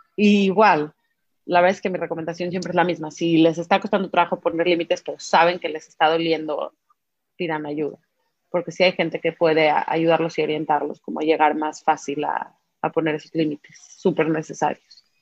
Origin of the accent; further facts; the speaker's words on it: Mexico; como mexicanos